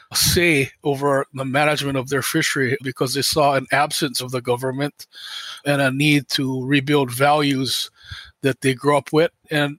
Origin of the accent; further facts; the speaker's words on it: Oahu, Hawaii, United States; I'm from Oahu, Hawaii.